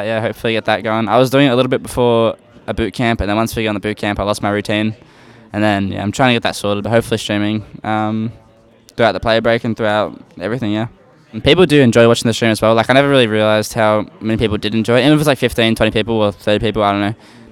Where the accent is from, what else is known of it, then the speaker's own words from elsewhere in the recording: Australia; We're Australian core